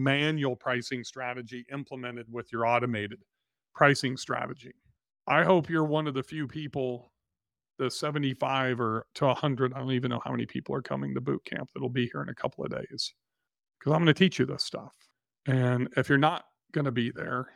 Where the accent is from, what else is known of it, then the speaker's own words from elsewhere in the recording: Nashville, Tennessee, United States; my hometown of Nashville, Tennessee